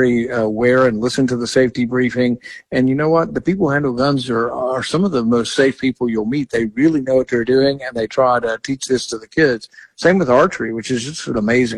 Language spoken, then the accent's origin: English; Texas, United States; now in Kentucky, United States; I grew up in Texas